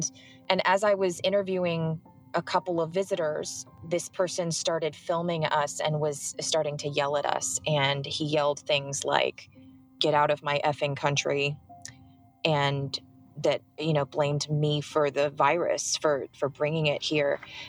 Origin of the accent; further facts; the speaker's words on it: California, United States; I was born and raised in the San Francisco Bay Area, and my parents came to the United States in the 70s.